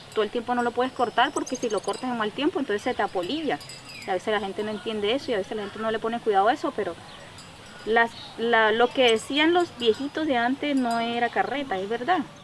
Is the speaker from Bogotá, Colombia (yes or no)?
no; La Mata, Cesar, Colombia; yo me crié aquí en La Mata, eh, después de Pelaya, ahí. Me crié como hasta los 10 años ahí con mis abuelos